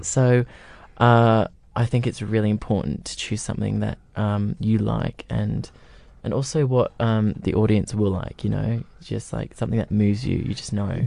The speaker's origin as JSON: {"language": "English", "town": "Gold Coast", "region": "Queensland", "country": "Australia", "tie": "born or raised there", "moved": "yes", "said": "on the Gold Coast in my hometown."}